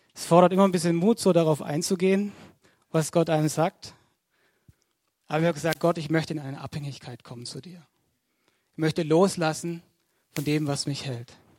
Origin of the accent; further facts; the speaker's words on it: Altensteig, Baden-Württemberg, Germany; ich komme aus Altensteig.